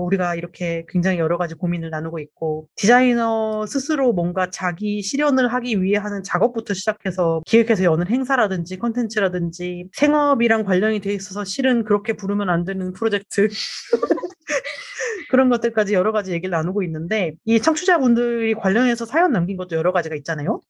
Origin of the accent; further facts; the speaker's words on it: Daejeon, South Korea; 대전 출신이어가지고